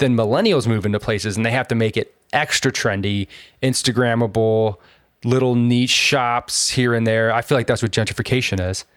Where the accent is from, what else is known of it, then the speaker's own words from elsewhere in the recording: San Diego, California, United States; I was born and raised in San Diego